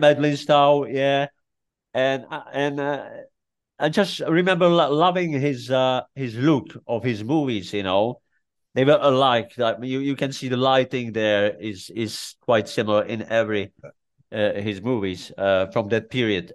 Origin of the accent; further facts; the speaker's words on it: Czechia; English is a second language; moved away; I grew up in Czech Republic